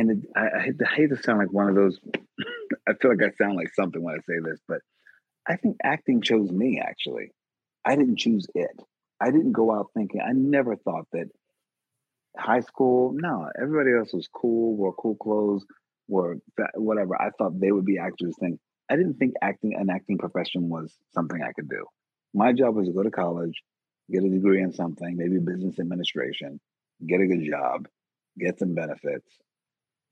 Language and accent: English; Philadelphia, Pennsylvania, United States; I'm from West Philly in particular. born and raised